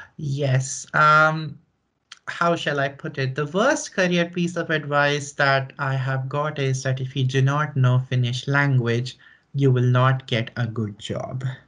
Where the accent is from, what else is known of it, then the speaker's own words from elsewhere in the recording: northern India, India; moved away as an adult; also born or lived in New Delhi, India; now in Finland; So I am originally from India, from northern India, uh, from a city which is not very big by Indian standards